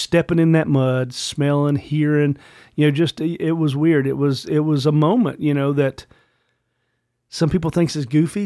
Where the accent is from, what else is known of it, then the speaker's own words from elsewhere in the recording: Virginia, United States; also born or lived in Richmond, Virginia; as a Virginian